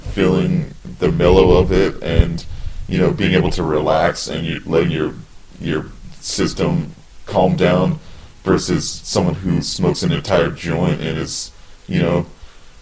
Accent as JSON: {"language": "English", "region": "West Coast", "country": "United States", "moved": "yes", "said": "I'm originally from the West Coast"}